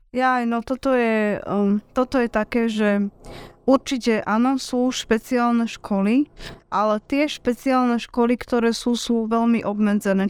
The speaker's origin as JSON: {"language": "Slovak", "town": "Trnava", "region": "Trnava Region", "country": "Slovakia", "tie": "born or raised there", "accent": "Trnava dialect", "said": "ja som originál Trnavčanka aj s trnavským nárečím aj so všetkým, čo k tomu patrí"}